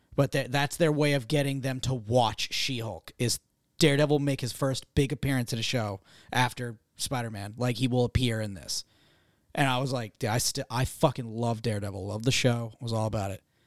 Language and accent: English; Massachusetts, United States; I'm from Massachusetts